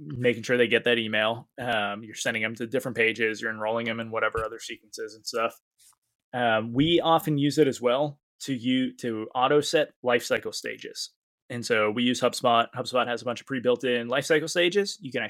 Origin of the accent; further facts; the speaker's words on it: Maine, United States; I could forget the E because I'm from Maine, right?